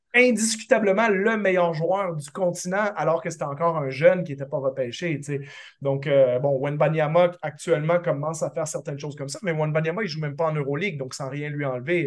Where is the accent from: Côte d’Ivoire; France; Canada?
Canada; Quebec; en tant que Québécois